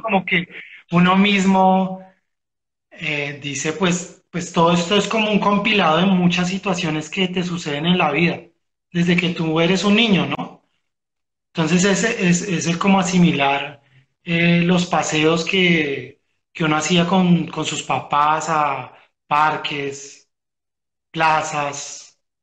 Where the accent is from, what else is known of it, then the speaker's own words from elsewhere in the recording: Bogotá, Colombia; nosotros como bogotanos